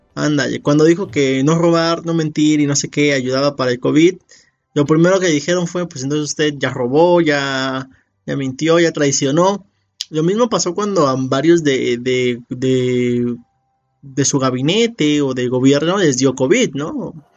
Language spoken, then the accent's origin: Spanish; Mexico; somos muchos mexicanos